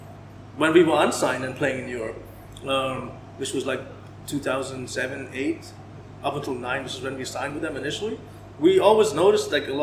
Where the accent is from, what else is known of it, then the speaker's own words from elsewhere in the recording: Dubai, United Arab Emirates; first language English; also born or lived in Canada; So, I'm Dubai born and raised. I am Indian. I am Portuguese descent.